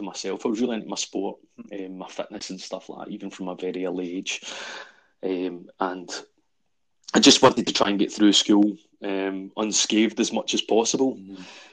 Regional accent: Glasgow, Scotland, United Kingdom; I was born in Maryhill in Glasgow. And more or less from day one, I was raised by my gran and granddad

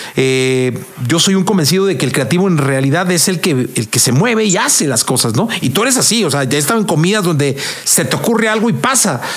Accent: Guadalajara, Jalisco, Mexico; now in Mexico City, Mexico; yo vengo de Guadalajara, ¿no? Eh, tengo aquí como 26 años, pero vengo de Guadalajara.

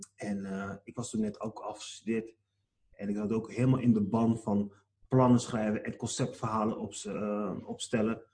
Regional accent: Rotterdam, South Holland, Netherlands; Ik ben zelf in Rotterdam geboren. En eh, hier ben ik geboren en getogen.

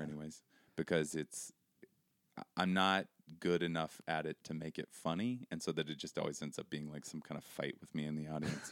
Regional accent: Seattle, Washington, United States; moved away as an adult; also born or lived in Brooklyn, New York; I grew up in Seattle.

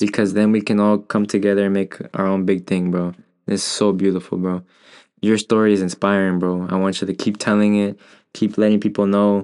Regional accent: United States; I'm born here

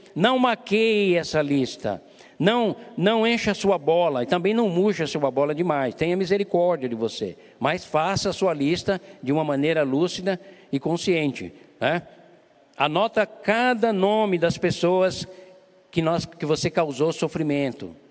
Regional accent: Brazil; somos brasileiros

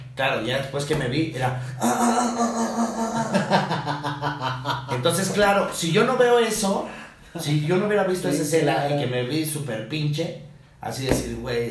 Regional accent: Almoloya de Juárez, State of Mexico, Mexico; en mi pueblo, que es al del Quisiras, mm del Quisiras, Estado de México

